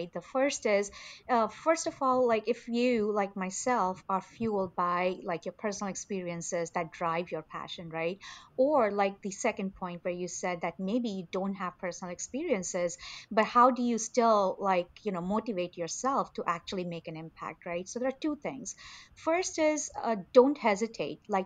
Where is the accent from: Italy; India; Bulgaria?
India; moved away; I grew up in India in a very conservative family